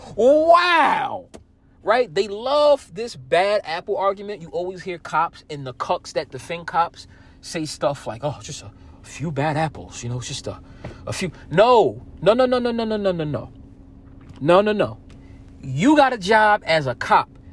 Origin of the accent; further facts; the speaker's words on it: New Jersey, United States; I'm from Jersey